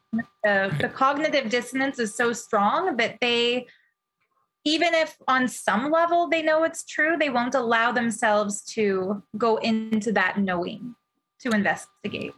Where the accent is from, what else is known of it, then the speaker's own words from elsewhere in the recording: Canada; as a Canadian